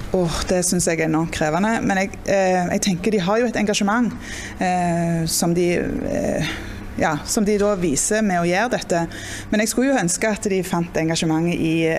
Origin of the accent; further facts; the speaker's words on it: Jæren, Rogaland, Norway; jeg òg er jo fra Jæren og bor på gard og sånn